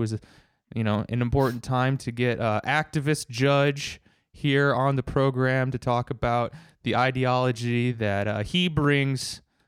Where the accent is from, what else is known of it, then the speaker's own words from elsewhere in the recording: United States; that kind of stuff is kind of beat into you as an American